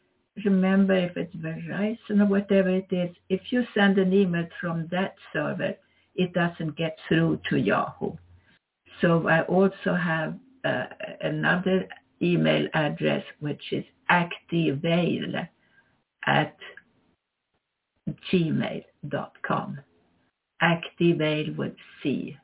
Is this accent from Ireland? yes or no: no; Sweden; moved away as an adult; now in United States; I am from Sweden, although I'm also an American citizen.